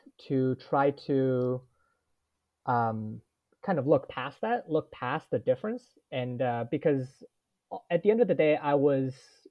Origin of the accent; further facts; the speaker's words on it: Toronto, Ontario, Canada; also born or lived in Edmonton; growing up in Toronto